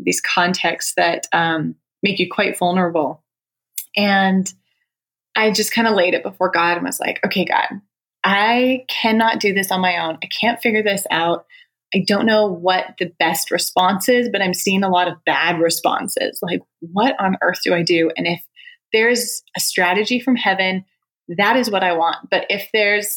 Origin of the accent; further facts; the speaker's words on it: Canada; moved away; Canada, actually. I'm Canadian.